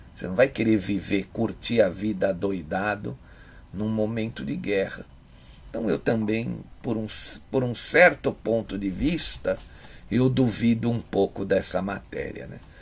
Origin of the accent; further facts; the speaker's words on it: São Paulo, Brazil; eu sou aqui de São Paulo